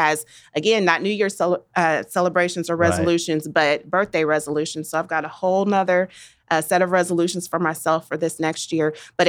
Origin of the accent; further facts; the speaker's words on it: Wichita, Kansas, United States; Why did I decide to stay in Wichita? It is because it is home. My family is here.